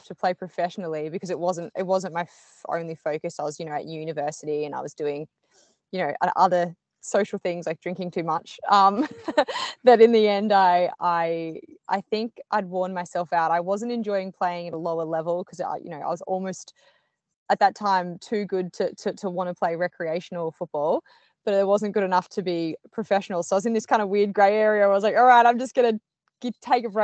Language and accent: English; Australia; also born or lived in Melbourne, Australia / United Kingdom / United States; I'm Australian. I live in Melbourne, Australia, traditionally